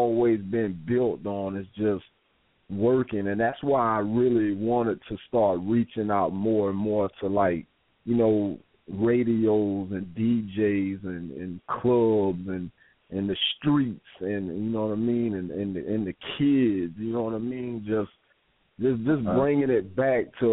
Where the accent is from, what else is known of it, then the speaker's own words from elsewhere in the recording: Florida, United States; my home state of Florida